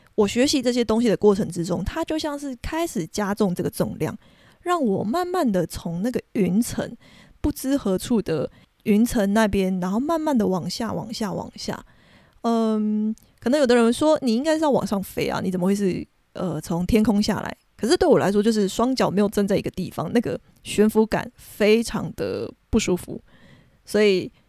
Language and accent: Chinese; Taiwan; 一开始的时候我是没有族名的，但是就是后来就是慢慢地我自己去探寻的过程之中，我最后有了族名这件事情